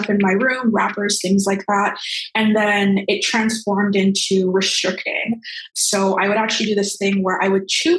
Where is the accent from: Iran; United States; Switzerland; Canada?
Canada; Brampton, Ontario; now in Toronto, Canada; I currently reside in Toronto. Originally, I'm from Brampton, pretty much where I grew up.